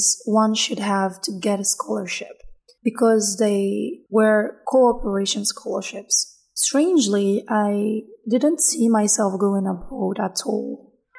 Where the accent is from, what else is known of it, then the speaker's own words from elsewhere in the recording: Niger; English is a second language; moved away as an adult; also born or lived in Niamey, Niger; now in Biskra, Algeria; I'm Nigerian. Niger, not Nigeria